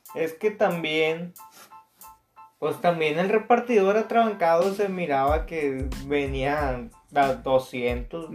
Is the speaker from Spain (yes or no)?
no; Mexico